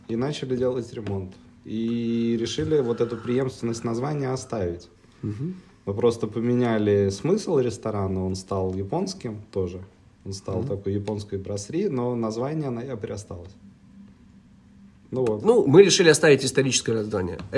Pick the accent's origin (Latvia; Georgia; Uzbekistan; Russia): Latvia; На самом деле, это мы первые рестораторы из Латвии, которые стали попали в этот список.